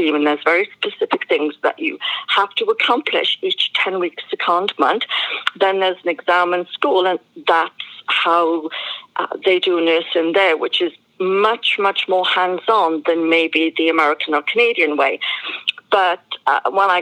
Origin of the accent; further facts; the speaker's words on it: Wales, United Kingdom; moved away; I was born in Wales in the United Kingdom.